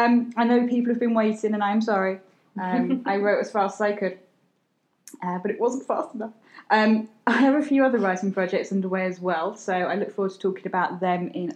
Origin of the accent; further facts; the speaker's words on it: United Kingdom; also born or lived in London / Cheshire / Sussex / Surrey; now in Staffordshire, United Kingdom; Well, I'm not Swedish, I'm British. I'm currently living in Staffordshire, but as people who know us know, we move every sort of 6 to 12 months.